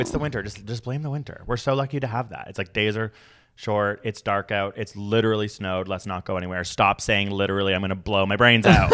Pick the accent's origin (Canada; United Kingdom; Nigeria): United Kingdom; I'm British